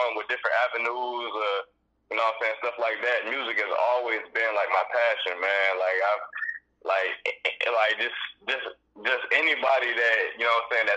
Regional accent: Greensboro, North Carolina, United States; I'm from Carolina, man. High Point, Greensboro

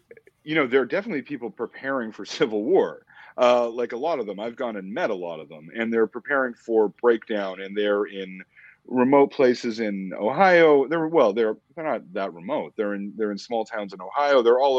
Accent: Canada; which was totally foreign to me as a Canadian, right? I was never taught it in school.

